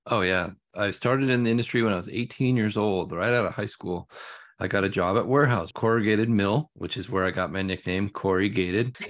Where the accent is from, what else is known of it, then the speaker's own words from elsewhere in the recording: the Northwest, Pacific Northwest, United States; growing up in the Northwest, that's been the key to our living up here